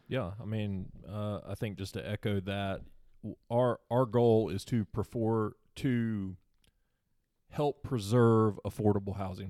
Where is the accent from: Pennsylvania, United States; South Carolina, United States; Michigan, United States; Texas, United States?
South Carolina, United States; Seneca; also born or lived in Anderson, South Carolina; I born and raised in Seneca, South Carolina